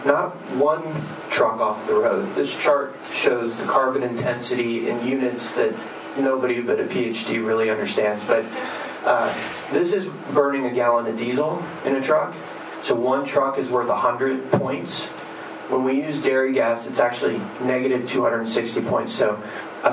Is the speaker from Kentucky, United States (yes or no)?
no; Texas, United States; moved away; also born or lived in Houston; I used to live and work in Houston in a high-rise office building downtown, and I grew up in Texas